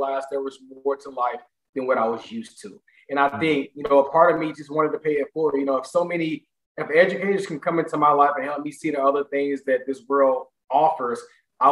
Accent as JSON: {"language": "English", "town": "St. Louis", "region": "Missouri", "country": "United States", "tie": "born or raised there", "said": "similar to a lot of Black males born in the inner cities of St. Louis"}